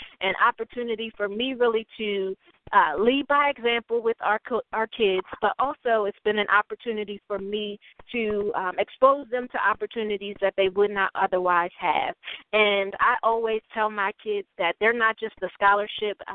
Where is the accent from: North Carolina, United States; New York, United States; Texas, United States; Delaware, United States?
Delaware, United States; Wilmington; moved away as an adult; now in Pittsburgh, United States; a native of Wilmington, Delaware.